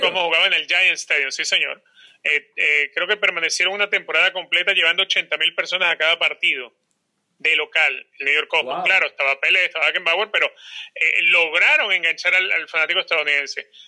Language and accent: Spanish; Caracas, Capital District, Venezuela; now in United States; por ser caraqueño soy fanático de Táchira.